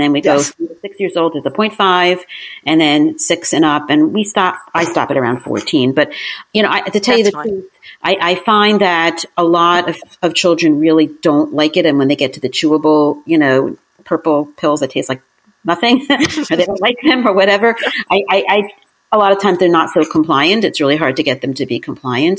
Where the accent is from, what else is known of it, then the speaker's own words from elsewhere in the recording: New Jersey, United States; moved away as an adult; also born or lived in Brooklyn, New York; now in Long Island, United States; I grew up in New Jersey